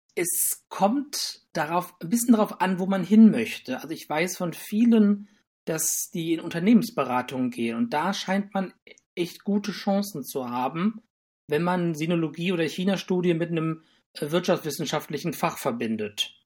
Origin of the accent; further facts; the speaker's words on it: Düsseldorf, North Rhine-Westphalia, Germany; moved away as an adult; also born or lived in Tübingen; now in Bonn, Germany; ich bin eigentlich aus Düsseldorf